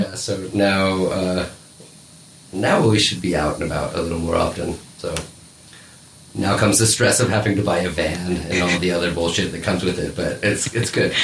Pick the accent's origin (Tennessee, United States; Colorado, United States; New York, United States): Colorado, United States; now in Munich, Germany; I'm from Colorado in America